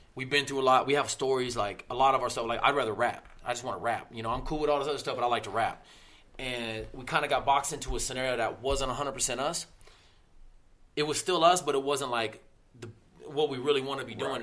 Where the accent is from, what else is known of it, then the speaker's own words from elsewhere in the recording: Littleton, Colorado, United States; also born or lived in Denver, Colorado; I'm all Colorado. I'm all Denver. I grew up in Littleton, went to Denver schools.